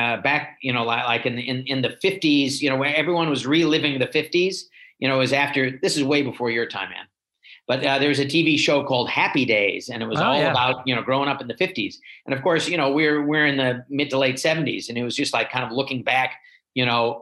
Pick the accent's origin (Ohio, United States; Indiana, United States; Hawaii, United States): Ohio, United States; Shaker Heights; moved away as an adult; also born or lived in Los Angeles, California / Windsor, Ontario; now in Cincinnati, United States; I grew up in Cleveland, just on the east side of Cleveland in Shaker Heights